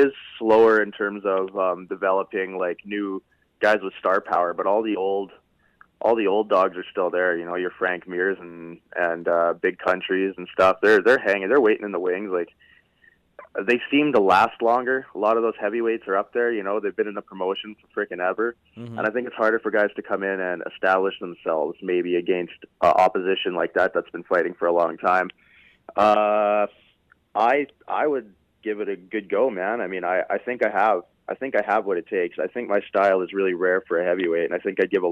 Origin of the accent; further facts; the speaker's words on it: Canada; I'm Canadian